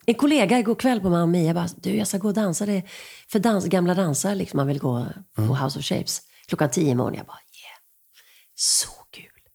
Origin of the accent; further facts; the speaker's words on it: Rydaholm, Jönköping County, Sweden; moved away; also born or lived in Skåne / Gothenburg / Stockholm; Där är jag född